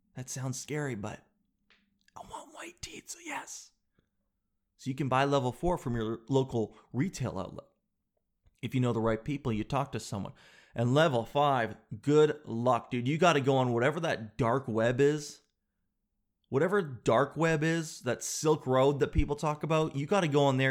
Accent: Canada; being all Canadian

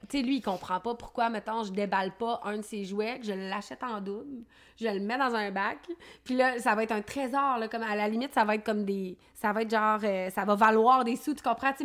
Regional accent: Quebec City, Quebec, Canada; je suis native de Limoilou

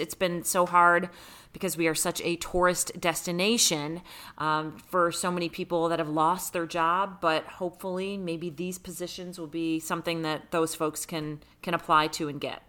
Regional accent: Rochester, New York, United States; now in Las Vegas, United States; I grew up in Rochester, New York

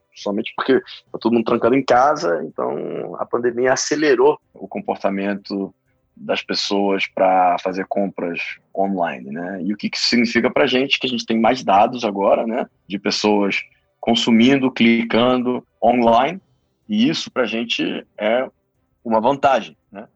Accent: Rio de Janeiro, Brazil; moved away; also born or lived in Peru; Eu sou peruano originalmente, eu acabei de me mudar de volta para o Brasil, eu cresci no Rio

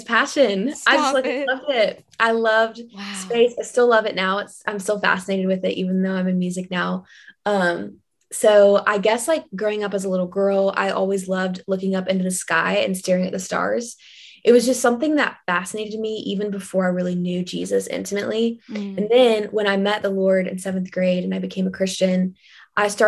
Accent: Kentucky, United States; growing up there

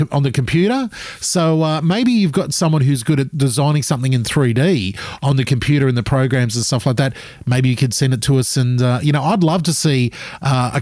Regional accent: Gold Coast, Queensland, Australia; I grew up on the Gold Coast.

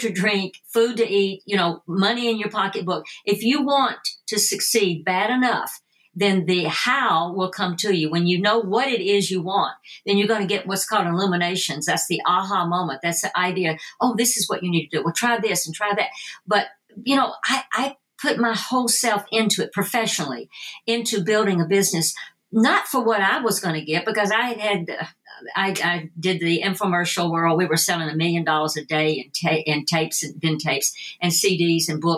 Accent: Tennessee, United States; moved away; also born or lived in Phoenix, Arizona; my accent, you know, being from Tennessee

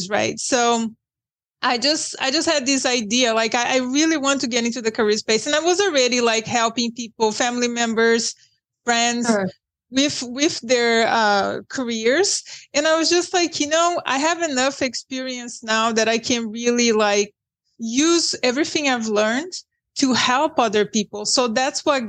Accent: Brazil; English is a second language; moved away as an adult; now in United States; I am from Brazil

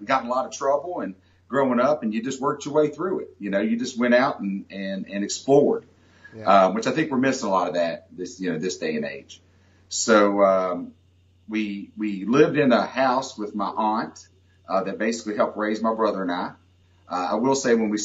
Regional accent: McDowell County, Southern West Virginia, United States; accent: Southern West Virginia twang; also born or lived in Bluefield, West Virginia; I was born and raised in Southern West Virginia. I still have my Southern West Virginia twang.

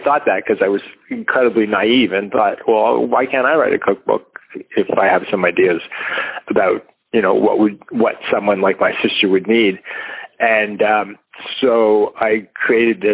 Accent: Canada; I am Canadian

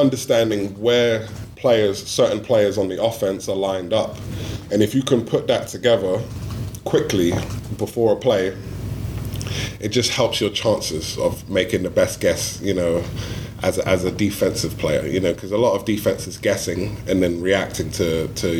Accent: London, United Kingdom; moved away; my hometown

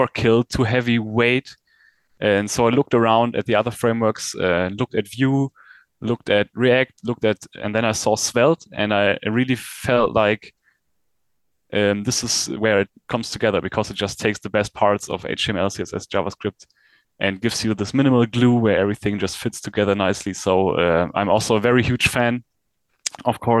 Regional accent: Germany; I'm from Germany

